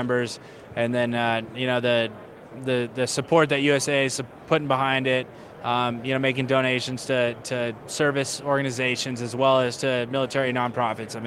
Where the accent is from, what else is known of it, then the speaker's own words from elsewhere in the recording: San Diego, California, United States; growing up in San Diego